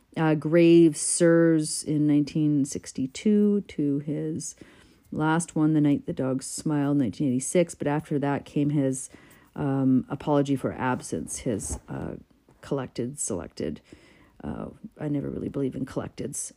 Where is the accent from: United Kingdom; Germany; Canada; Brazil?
Canada; as a Canadian poet